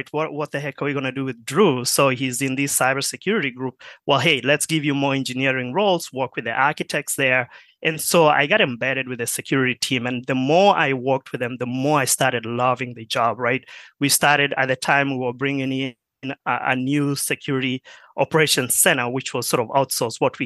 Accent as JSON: {"language": "English", "country": "Kenya", "tie": "born or raised there", "also_born_or_lived": "Marshall, Minnesota", "moved": "as an adult", "lives_now": "United States", "said": "I grew up in Kenya"}